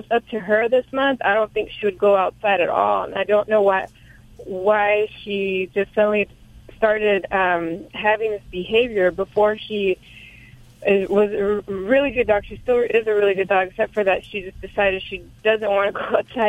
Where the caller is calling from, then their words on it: Visalia, California, United States; Well, I'm calling from Visalia, California.